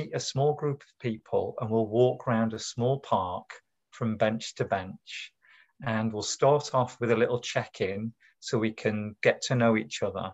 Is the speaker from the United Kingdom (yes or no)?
yes; the north of England, United Kingdom; moved away as an adult; now in Cambridge, United Kingdom; I'm originally from the north of England, as you can hear by the timbre of my accent